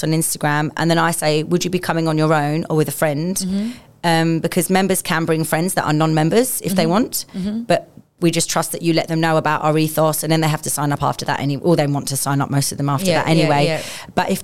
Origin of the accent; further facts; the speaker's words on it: London, United Kingdom; I'm also from London